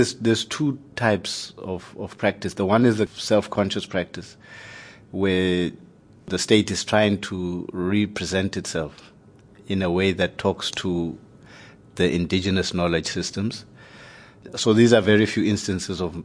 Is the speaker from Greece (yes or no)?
no; Lesotho; also born or lived in South Africa; My background, I was born in Lesotho. My origins are in Lesotho